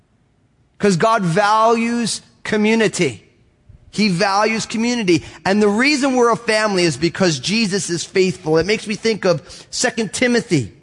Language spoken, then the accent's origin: English; Northeast, United States; I'm all Italian from the Northeast.